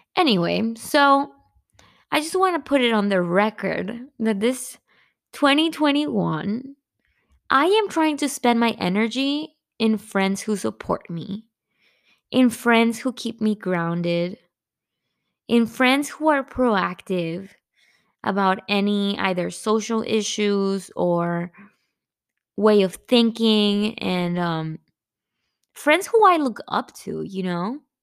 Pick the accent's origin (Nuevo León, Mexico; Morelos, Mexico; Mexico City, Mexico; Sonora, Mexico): Nuevo León, Mexico; Monterrey; moved away; I'm from Monterrey.